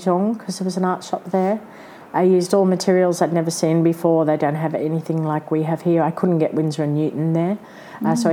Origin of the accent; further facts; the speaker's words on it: Brisbane, Queensland, Australia; moved away as an adult; now in Sydney, Australia; I was from Brisbane